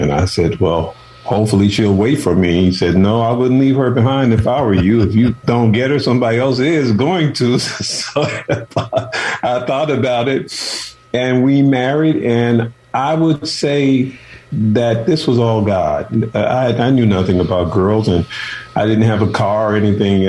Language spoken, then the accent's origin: English; Chicago, Illinois, United States; moved away as an adult; also born or lived in Oakland / San Francisco; I'm from Chicago, and my mother and father had 13 children, and I was the last of the 13. I was the 12th, and so she had me at the age of 41 against doctor's orders, but I came up through Chicago